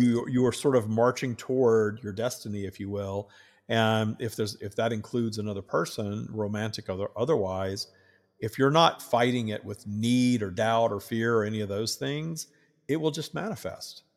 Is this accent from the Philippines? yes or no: no; the South, United States; I grew up in the South wi-, with the Southern Baptists